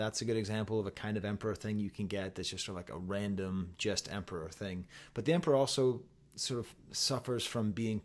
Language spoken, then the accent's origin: English; Massachusetts, United States; I'm from Massachusetts